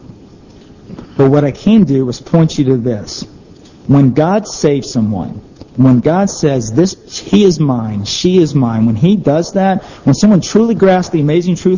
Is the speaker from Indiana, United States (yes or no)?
no; Georgia, United States; I grew up in Georgia